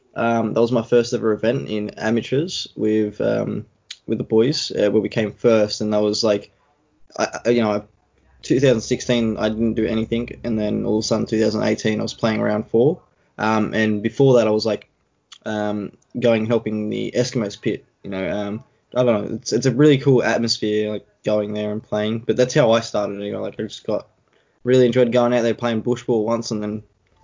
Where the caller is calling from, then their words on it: Sydney, New South Wales, Australia; I'm at home at the moment. I obviously still live with the parents and stuff like that. In Sydney, New South Wales